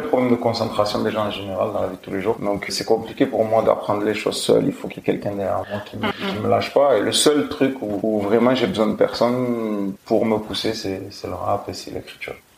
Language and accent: French; Marseille, Provence-Alpes-Côte d'Azur, France; accent: Marseillais; quand je parle en général j'ai un accent marseillais on l'entend quand je chante pas trop